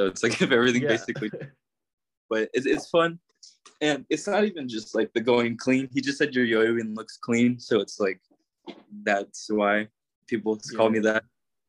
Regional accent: California, United States; Not from Arizona, by the way. For some reason, people think I'm from Arizona. I'm not. I'm from California.

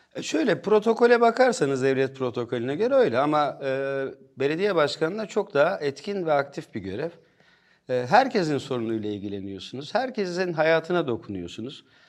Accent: Bolu, Bolu Province, Turkey; also born or lived in Ankara; Aslen Bolluyum. Bolu'nun yerlisiyim. Bolu'da büyüdüm.

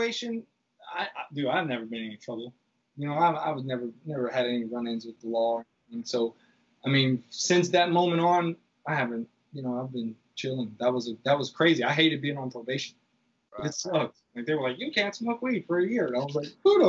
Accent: Lake Charles, Louisiana, United States; moved away as an adult; also born or lived in New Orleans; now in New York, United States; Lake Charles was like my backpacking trip in my hometown

